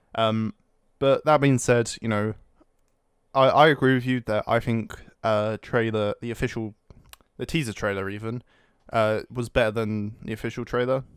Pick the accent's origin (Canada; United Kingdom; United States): United Kingdom; I'm British